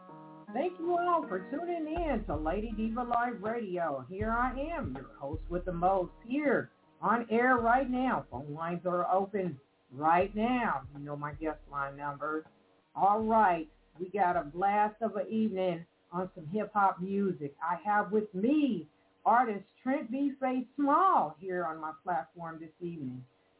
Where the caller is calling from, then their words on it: Evansville, Indiana, United States; We are both calling from Evansville, Indiana.